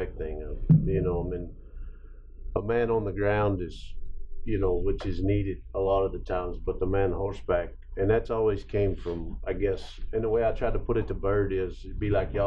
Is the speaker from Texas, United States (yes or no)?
yes; West Texas, United States; I grew up in West Texas